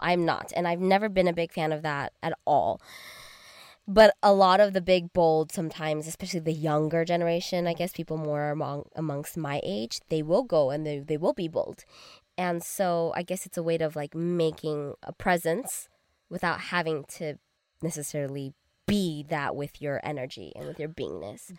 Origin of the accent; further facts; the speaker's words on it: Arcadia, California, United States; growing up in Arcadia